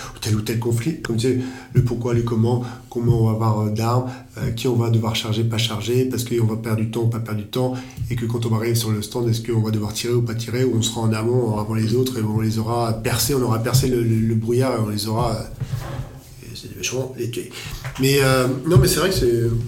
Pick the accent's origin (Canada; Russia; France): France; nous en tant que Français